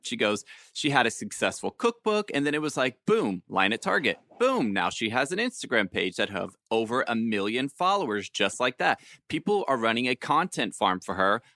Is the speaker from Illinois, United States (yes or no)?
no; Alabama, United States; I'm from Alabama